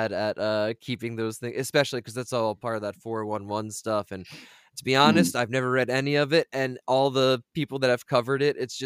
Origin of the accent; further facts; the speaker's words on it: Delaware, United States; I'm from Delaware.